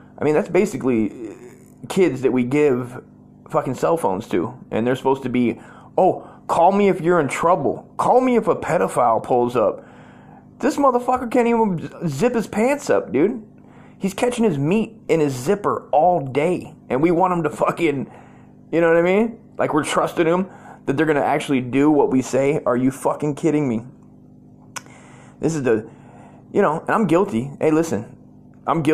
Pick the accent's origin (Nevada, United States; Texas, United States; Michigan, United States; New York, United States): Nevada, United States; Las Vegas; I was born in Vegas